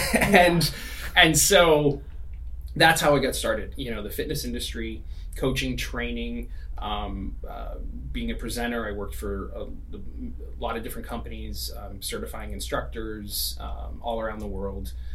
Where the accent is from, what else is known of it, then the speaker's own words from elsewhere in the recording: East Coast, United States; now in California, United States; I grew up, you know, we're in California now, but I grew up in the East Coast